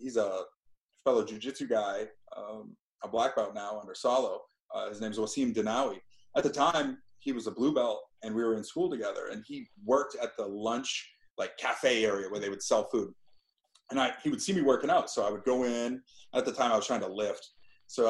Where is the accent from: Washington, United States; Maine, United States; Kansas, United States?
Maine, United States; Fairfield; moved away as an adult; also born or lived in Ohio; I grew up in Fairfield, Maine